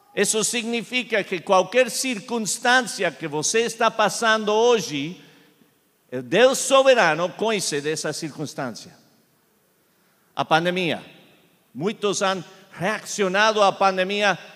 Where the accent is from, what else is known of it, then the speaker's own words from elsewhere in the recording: Argentina; first language Spanish; Portuguese is a second language; now in Charlotte, United States; fui criado em Argentina falando eh, espanhol, então eh, eu estou aprendendo português